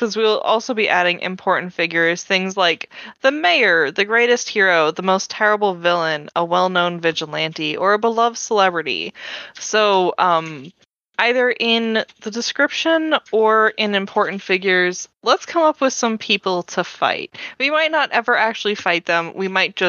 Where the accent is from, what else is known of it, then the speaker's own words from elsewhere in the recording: United States; I'm from the New Jersey, New York area